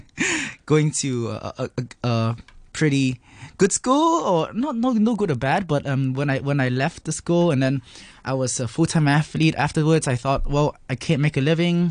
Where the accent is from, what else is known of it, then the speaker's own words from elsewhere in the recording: Hong Kong; I was raised in Hong Kong